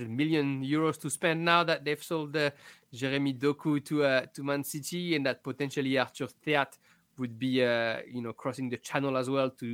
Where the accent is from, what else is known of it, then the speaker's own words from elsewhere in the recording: France; accent: French; me and my French accent